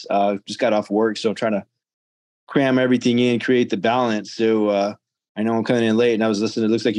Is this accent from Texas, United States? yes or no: yes; Corpus Christi, Texas, United States; I'm actually from Corpus Christi, Texas.